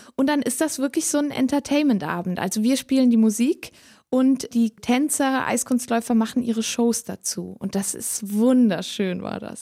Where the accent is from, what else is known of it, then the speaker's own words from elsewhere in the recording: Switzerland; accent: Swiss German; first language Swiss German; German is a second language; das Schweizerdeutsch bleibt meine Muttersprache